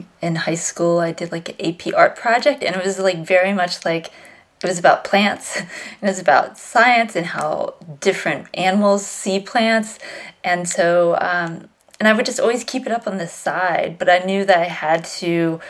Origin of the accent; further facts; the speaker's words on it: Virginia, United States; I grew up in Virginia